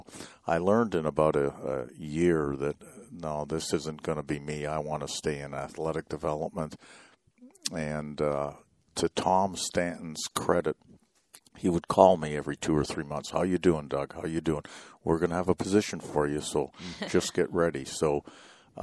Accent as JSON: {"language": "English", "town": "Toronto", "region": "Ontario", "country": "Canada", "tie": "born or raised there", "also_born_or_lived": "Oklahoma / Houston", "moved": "yes", "said": "I grew up in Toronto, Canada"}